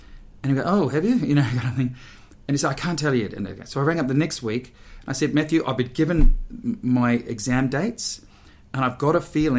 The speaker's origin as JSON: {"language": "English", "region": "Auckland", "country": "New Zealand", "tie": "born or raised there", "also_born_or_lived": "Sydney", "moved": "as an adult", "said": "I was a kid from Auckland"}